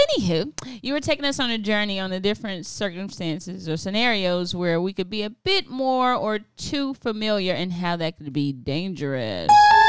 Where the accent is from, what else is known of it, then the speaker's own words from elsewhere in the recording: the South, United States; accent: southern; I was raised in the South, so I was teaching the team some southern lingo